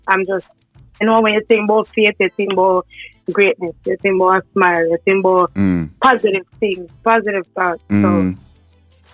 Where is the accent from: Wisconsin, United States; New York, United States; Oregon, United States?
New York, United States; Roosevelt; also born or lived in Jamaica (family background); now in Queens, United States; I'm from Roosevelt, New York